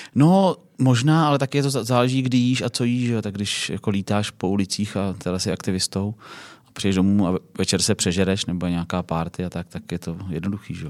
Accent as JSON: {"language": "Czech", "town": "Plzeň", "region": "Plzeň Region", "country": "Czechia", "said": "jsem z Plzně, z západu Čech"}